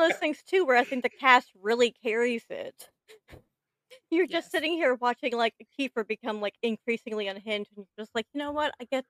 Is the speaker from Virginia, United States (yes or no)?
no; Louisiana, United States; I'm from Louisiana. I am in the South.